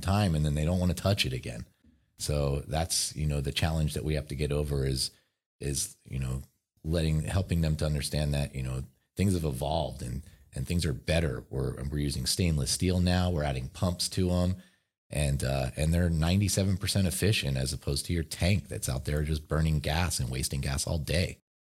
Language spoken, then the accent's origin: English; Philadelphia, Pennsylvania, United States; now in Southern California, United States; I'm from Philadelphia